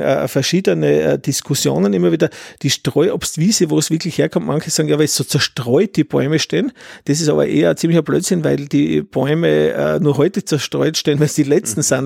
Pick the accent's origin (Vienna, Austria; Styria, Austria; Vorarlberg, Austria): Styria, Austria; als Steirer